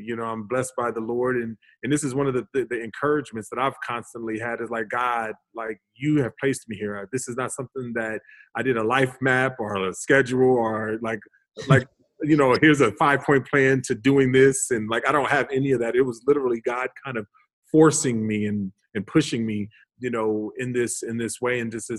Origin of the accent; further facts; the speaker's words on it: Calgary, Alberta, Canada; also born or lived in Hollywood / New Orleans; So I was born in Hollywood, but we quickly moved to Canada. So when my dad played for the CFL, for the Calgary Stampeders for about 5-6 years. And then from there we went to New Orleans where he played for another 5-6 years